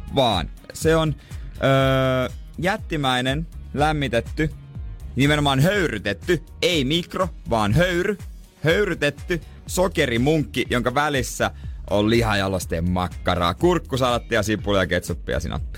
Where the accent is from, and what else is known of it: Seinäjoki, South Ostrobothnia, Finland